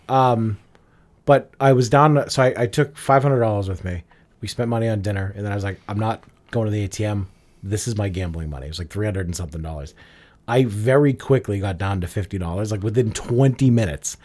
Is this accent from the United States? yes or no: yes; Revere, Massachusetts, United States; But I grew up in Revere. I grew up next door to Everett